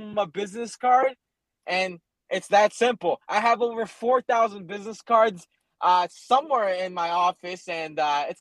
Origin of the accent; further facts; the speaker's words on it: Naples, Florida, United States; I grew up in Naples, Florida